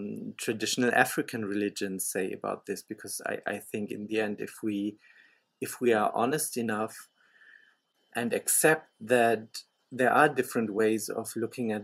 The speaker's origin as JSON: {"language": "English", "country": "Germany", "tie": "born or raised there", "said": "I grew up in Germany, and I still live in Germany"}